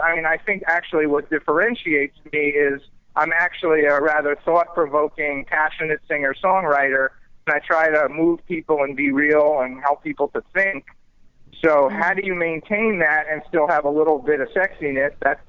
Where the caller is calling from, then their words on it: Boca Raton, Florida, United States; I'm actually down in Florida in Boca Raton.